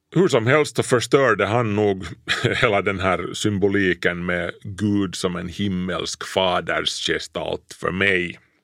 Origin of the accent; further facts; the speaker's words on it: Kauniainen, Uusimaa, Finland; mormors och morfars hus låg alltså bredvid vårt när jag, när jag var liten i Grankulla